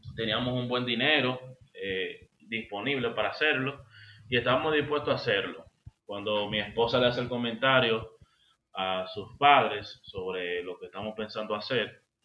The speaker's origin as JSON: {"language": "Spanish", "country": "Dominican Republic", "said": "nosotros los dominicanos"}